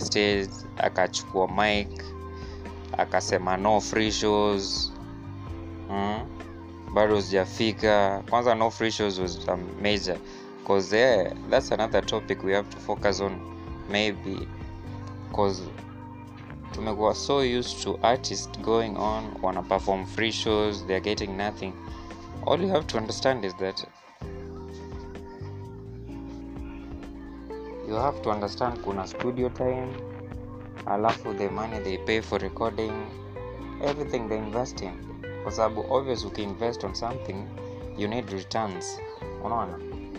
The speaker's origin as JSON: {"language": "English", "country": "Kenya", "said": "as a Kenyan artist"}